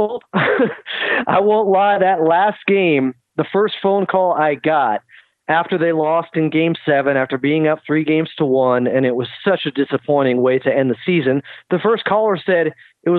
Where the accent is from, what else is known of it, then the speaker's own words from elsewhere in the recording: Sacramento, California, United States; now in Southern California, United States; when I was growing up in Sacramento